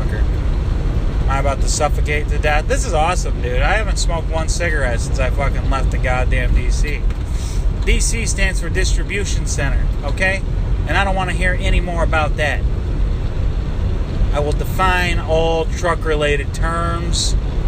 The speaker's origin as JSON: {"language": "English", "region": "Michigan", "country": "United States", "said": "I am from Michigan"}